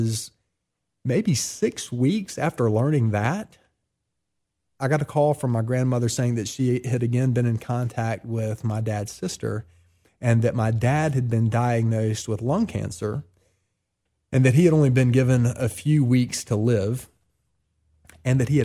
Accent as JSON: {"language": "English", "town": "Columbia", "region": "South Carolina", "country": "United States", "tie": "born or raised there", "moved": "yes", "lives_now": "Oxford, United States"}